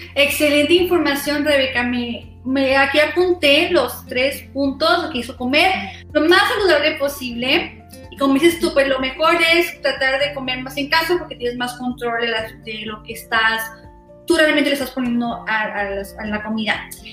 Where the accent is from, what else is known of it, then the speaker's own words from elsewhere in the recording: Yuma, Arizona, United States; nosotros somos de Arizona, somos especialmente más en Yuma, Arizona